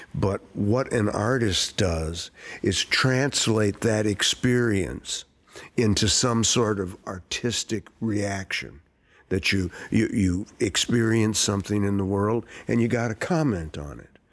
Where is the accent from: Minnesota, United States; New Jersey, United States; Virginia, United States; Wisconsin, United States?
Minnesota, United States; Saint Paul; I grew up uh, right in this area where the theater is